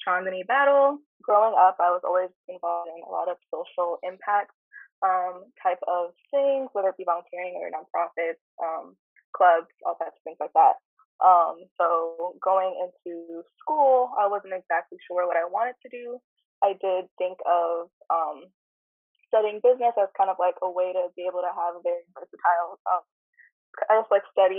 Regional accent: Bay Area, California, United States; moved away as an adult; now in Philadelphia, United States; I'm coming from the Bay Area, which is a mostly, it was pretty, like, my school experience was, there was a lot of people of color in my school experiences from elementary school, middle school, high school

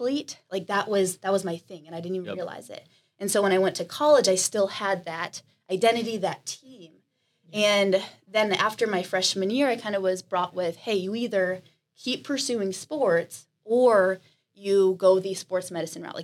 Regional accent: Canton, Ohio, United States; moved away as an adult; also born or lived in Columbus, Ohio; I'm from Canton, Ohio, about 2 hours north

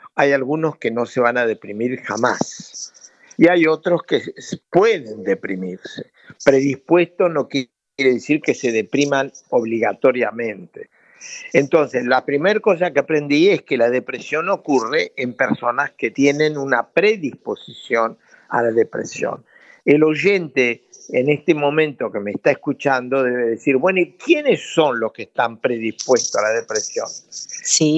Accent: Buenos Aires, Argentina; moved away as an adult; also born or lived in Rosario, Argentina; now in France; Yo soy de origen rosarino, efectivamente, pero es el origen solamente porque viajé a Buenos Aires, mi familia viajó a Buenos Aires como tenía 10 años, así que me formé en, la Universidad de Buenos Aires

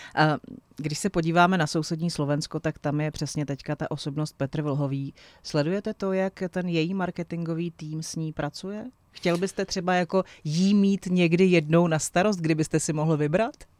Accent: Vrchlabí, Hradec Králové Region, Czechia; pocházím z Vrchlabí, takže je to taková nějaká jako moje osobní i, i věc a domovina

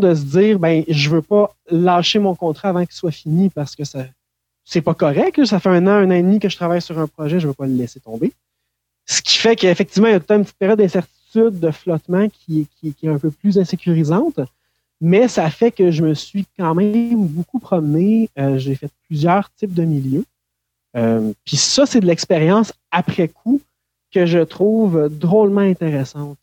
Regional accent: Saint-Hyacinthe, Quebec, Canada; also born or lived in Saint-Eustache, Quebec; now in Granby, Canada; je suis né à Saint-Eustache, euh, sur la rive nord de Montréal, euh, mais j'ai rapidement déménagé avec ma famille à Saint-Hyacinthe

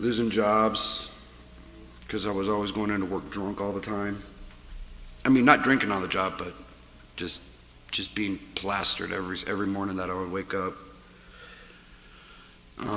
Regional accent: Omaha, Nebraska, United States; moved away as an adult; now in Colorado, United States; I grew up in North Omaha

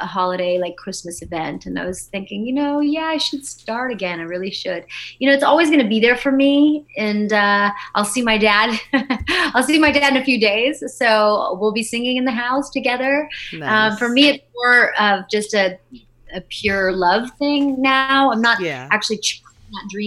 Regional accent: Corona, California, United States; also born or lived in Brooklyn, New York; now in Los Angeles, United States; I'm originally from Brooklyn, New York, but I was basically raised in Corona, California

